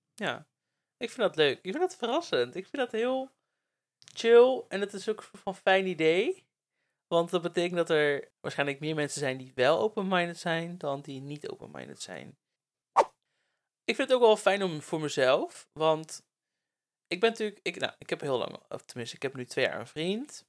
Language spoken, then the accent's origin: Dutch; Netherlands; moved away; also born or lived in Breda; ik kom natuurlijk uit de Bijbelbelt